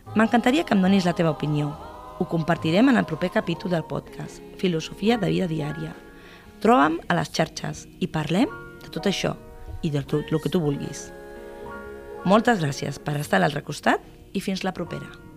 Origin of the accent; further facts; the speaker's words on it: Tarragona, Catalonia, Spain; sóc de Tarragona de tota la vida